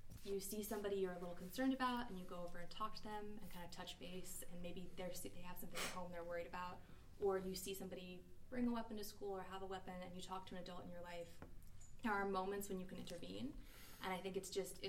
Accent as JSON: {"language": "English", "region": "East Coast", "country": "United States", "moved": "yes", "lives_now": "San Francisco Bay Area, United States", "said": "I'm from the East Coast, so I don't live near my family."}